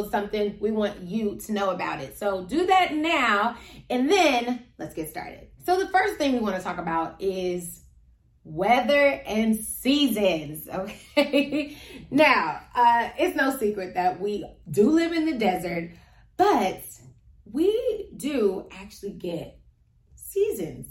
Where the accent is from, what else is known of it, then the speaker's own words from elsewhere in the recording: Cincinnati, Ohio, United States; moved away as an adult; now in Las Vegas, United States; we're from Cincinnati